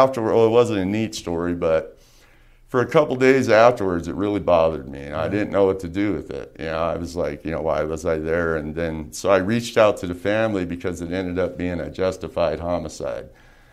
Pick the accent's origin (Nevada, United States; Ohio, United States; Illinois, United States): Nevada, United States; Las Vegas; I was born and raised here in Las Vegas.